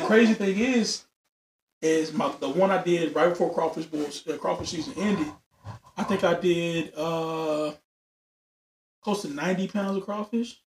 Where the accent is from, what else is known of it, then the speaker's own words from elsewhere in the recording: Louisiana, United States; now in Texas, United States; I'm from Louisiana